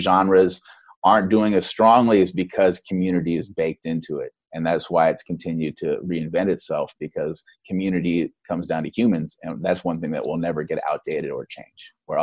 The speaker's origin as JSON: {"language": "English", "town": "Oakland", "region": "California", "country": "United States", "tie": "born or raised there", "said": "the culture that I grew up in, growing up in East Oakland, California"}